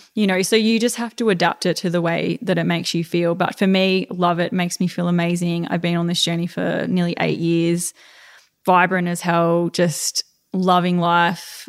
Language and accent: English; Melbourne, Victoria, Australia; moved away; It's good to be back in my hometown